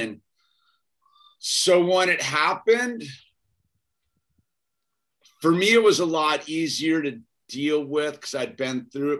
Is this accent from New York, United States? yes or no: no; Boston, Massachusetts, United States; born there; Well, technically, I was born in Boston, so there's that.